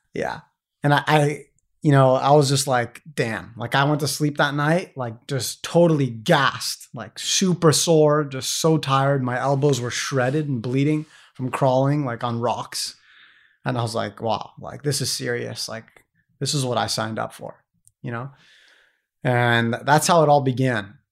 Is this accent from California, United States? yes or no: yes; San Diego, California, United States; moved away as an adult; I'm this American kid from San Diego, California